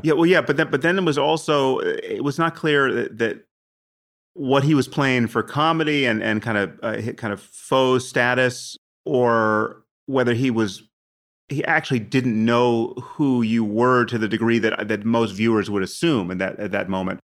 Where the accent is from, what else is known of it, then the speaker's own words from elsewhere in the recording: United States; I'm from America